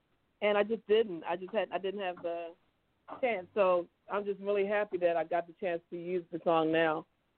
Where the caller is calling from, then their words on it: Baltimore, Maryland, United States; I'm at home in Baltimore, yeah.